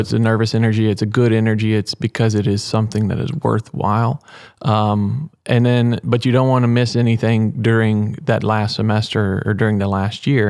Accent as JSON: {"language": "English", "town": "Weimar", "region": "Texas", "country": "United States", "tie": "born or raised there", "said": "I'm from Weimar, Texas. Um, born and raised"}